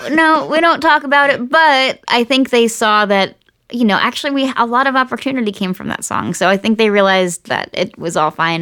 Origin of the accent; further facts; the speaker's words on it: Nazareth, Pennsylvania, United States; now in Los Angeles, United States; my hometown of Nazareth, Pennsylvania